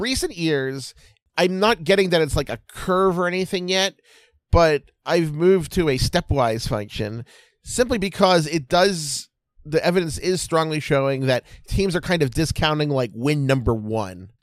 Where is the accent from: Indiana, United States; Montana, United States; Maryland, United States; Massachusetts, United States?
Maryland, United States; Baltimore; I'm from Baltimore